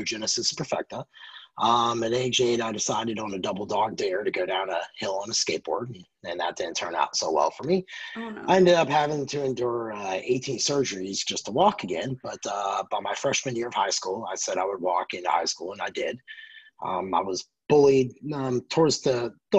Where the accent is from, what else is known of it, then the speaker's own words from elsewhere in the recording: Knoxville, Tennessee, United States; moved away as an adult; now in Nashville, United States; I was from Knoxville, and I found home and Nashville, Tennessee, and I've been here since 2004